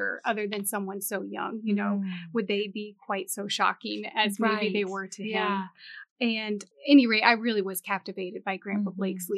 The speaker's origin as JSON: {"language": "English", "region": "Montana", "country": "United States", "tie": "born or raised there", "moved": "yes", "lives_now": "Southern US", "said": "I was not raised a Southern girl. So I was born in Montana."}